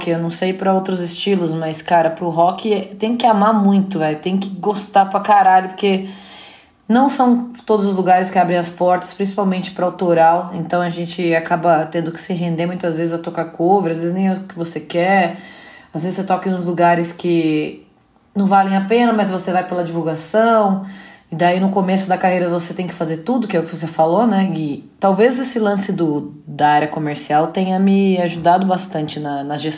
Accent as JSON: {"language": "Portuguese", "region": "Paraná", "country": "Brazil", "lives_now": "São Paulo, Brazil", "said": "Meu pai tinha uma dupla sertaneja, que eu vim do Paraná, né?"}